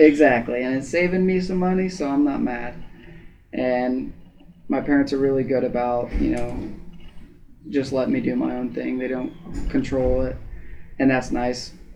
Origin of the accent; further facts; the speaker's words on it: Ada, Ohio, United States; I'm from Ada. We had 66 in my graduating class